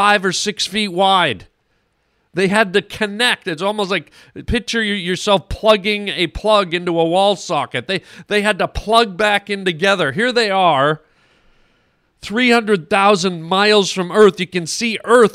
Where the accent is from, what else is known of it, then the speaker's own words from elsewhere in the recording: Canada; now in United States; I'm Canadian